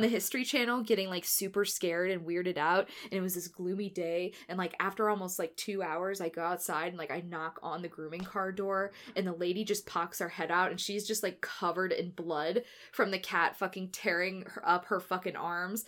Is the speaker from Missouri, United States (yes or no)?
yes; St. Louis, Missouri, United States; I am from St. Louis